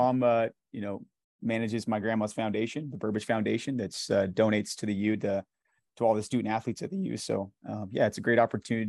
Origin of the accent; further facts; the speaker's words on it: Salt Lake City, Utah, United States; Yeah, so I grew up in the Harvard Yale area. So kind of over the, I'm an East High local product, I guess. Grew up there my whole life.